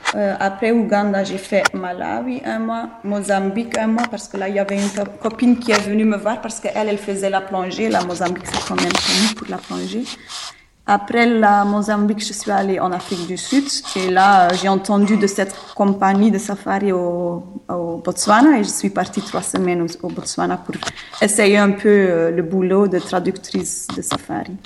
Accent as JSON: {"language": "French", "region": "Flanders", "country": "Belgium", "second_language": "French", "moved": "yes", "said": "je suis flamande."}